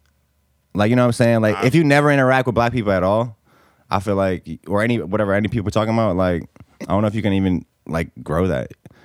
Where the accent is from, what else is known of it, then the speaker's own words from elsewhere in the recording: Bosnia & Herzegovina; moved away; I'm from Bosnia, so it's right next to Italy in Europe.